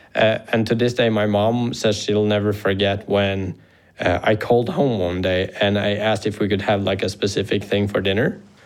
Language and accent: English; Harstad, Troms, Norway; Then we came back to Harstad, so my hometown